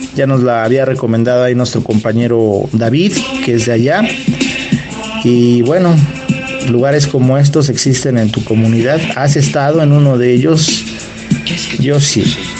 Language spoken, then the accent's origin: Spanish; Los Reyes La Paz, State of Mexico, Mexico; Yo de pequeño vivía en el Estado de México, en la zona de los Reyes La Paz